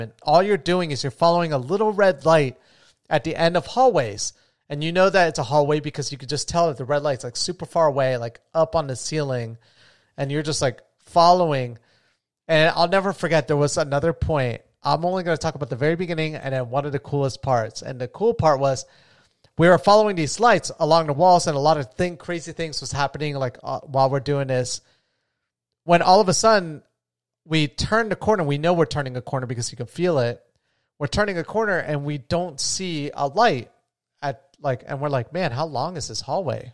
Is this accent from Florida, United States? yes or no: yes; Florida, United States; I grew up in Florida